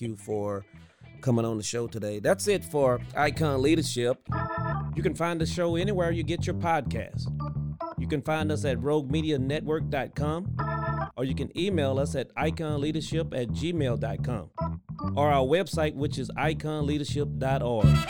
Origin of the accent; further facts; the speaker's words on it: Louisiana, United States; growing up in Louisiana